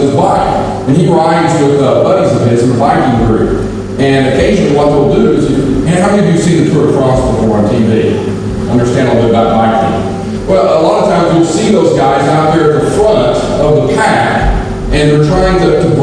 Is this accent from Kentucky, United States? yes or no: yes; Kentucky, United States; accent: Kentucky; now in Virginia, United States; I'm not originally from Virginia, I'm from Kentucky. So my accent is even different from the people in Nantucket, and they always give me a hard time and say that I'm just a Kentucky hillbilly